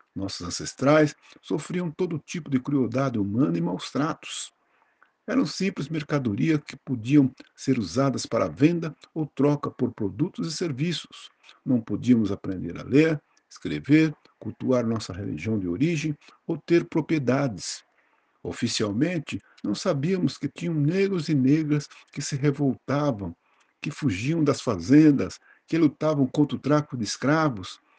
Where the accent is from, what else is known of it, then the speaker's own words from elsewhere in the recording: Brazil; somos brasileiros